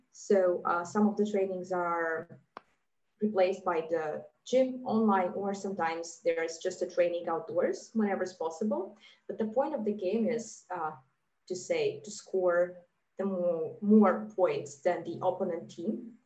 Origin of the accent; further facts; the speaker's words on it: Riga, Latvia; moved away as an adult; also born or lived in Geneva, Switzerland; now in Zug, Switzerland; I was born and raised in Riga, in Latvia